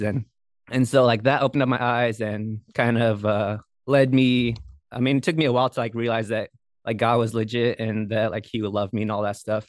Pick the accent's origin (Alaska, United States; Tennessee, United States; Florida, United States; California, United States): Alaska, United States; Bethel; I'm from Bethel, which is a we call it a small town in Alaska